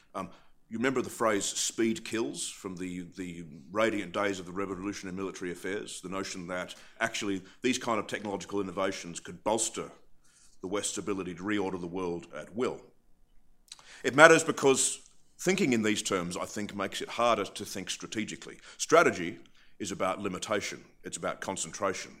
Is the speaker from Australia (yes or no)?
yes; Australia; also born or lived in Britain; now in United Kingdom; I'm from Australia. I live in Britain